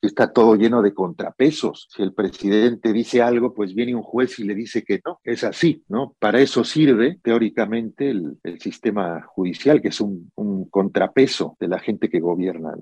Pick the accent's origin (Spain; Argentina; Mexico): Mexico; Veracruz; moved away; la selva de Veracruz, que es, que es como, como dices, donde yo nací y crecí durante la infancia